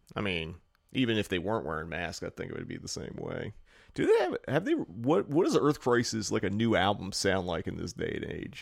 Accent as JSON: {"language": "English", "region": "East Coast", "country": "United States", "moved": "yes", "lives_now": "California, United States", "said": "we're from the East Coast"}